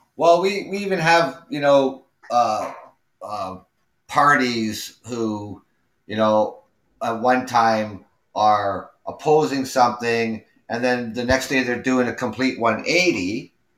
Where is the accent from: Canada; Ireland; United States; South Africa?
Canada; also born or lived in Ontario; I'm Canadian. I live out here in Ontario